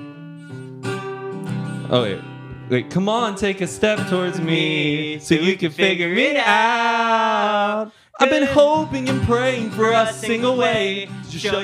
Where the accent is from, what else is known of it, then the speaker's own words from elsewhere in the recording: Dallas, Texas, United States; an upbeat Dallas boy